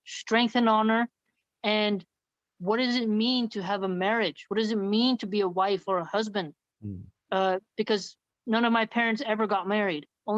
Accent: Philadelphia, Pennsylvania, United States; growing up in the hood and growing up in Philadelphia, growing up in very violent areas

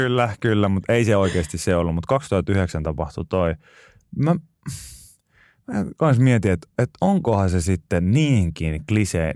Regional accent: Pori, Satakunta, Finland; born or raised there

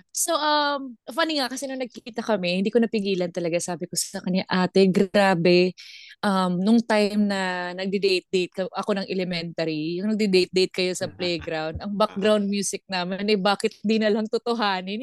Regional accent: Visayas, Philippines; accent: Bisaya; Tagalog is a second language; moved away; Ako hindi ako nagtatagalog kasi Bisaya ako

